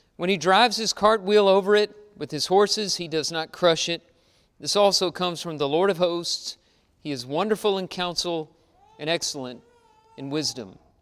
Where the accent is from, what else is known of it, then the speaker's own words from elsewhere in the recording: Texas, United States; Growing up in Texas, uh, everything around me was a wheat field or a cattle ranch